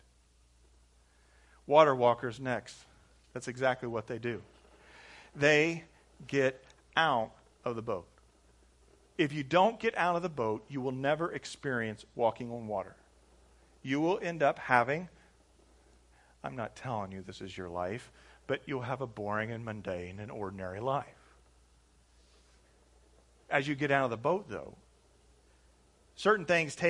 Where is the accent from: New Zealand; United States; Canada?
United States; Indianapolis, Indiana; we're from Indianapolis. Indianapolis, Indiana, United States